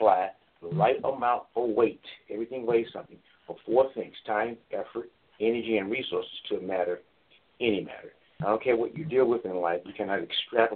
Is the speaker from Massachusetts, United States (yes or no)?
no; Chicago, Illinois, United States; We grew up in the south suburbs. We had a wonderful upbringing. I went to school out here, so I'm familiar with the city, the suburbs as well as the city. And so I really enjoyed my childhood and growing up in the Chicagoland area